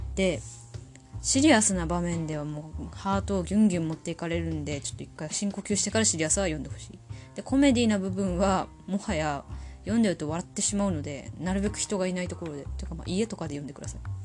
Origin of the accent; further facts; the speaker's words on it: Tohoku, Japan; accent: Tohoku accent (訛り); 生まれも育ちも東北人です。口下手、鉛もありますので